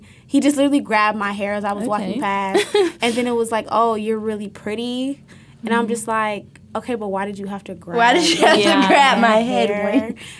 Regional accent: Cuyahoga County, Ohio, United States; I'm not exotic. I'm from Cuyahoga County.

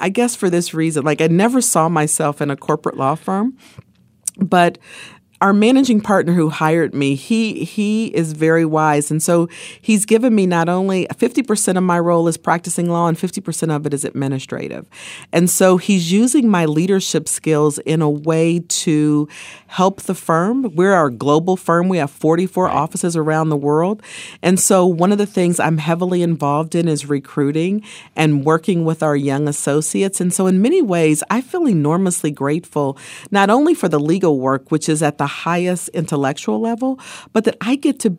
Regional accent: Ohio, United States; It's the thing where when I was growing up in Ohio, we had Stan Aronoff and Vern Rife, remember?

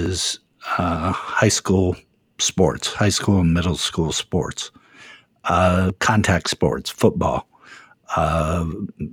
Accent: Ohio, United States; my home state here of Ohio

